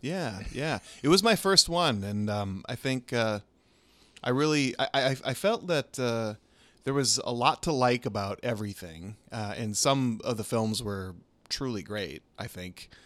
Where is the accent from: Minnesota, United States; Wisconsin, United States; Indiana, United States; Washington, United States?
Minnesota, United States; moved away as an adult; also born or lived in Los Angeles; I'm from Minnesota originally, but we lived in L A for eleven years